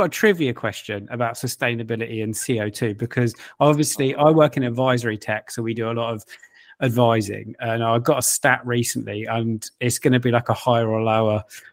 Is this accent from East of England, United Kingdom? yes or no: yes; Luton, East of England, United Kingdom; I know we are from Luton, all right? We are from Luton.